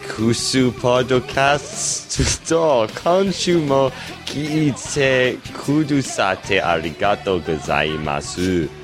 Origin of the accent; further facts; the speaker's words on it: United States; I'm American. I pronounce like American.